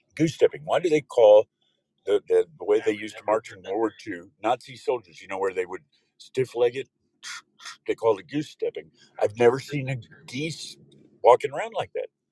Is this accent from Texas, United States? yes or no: yes; Odessa, Texas, United States; now in California, United States; We were born and raised in West Texas, Odessa, Texas, actually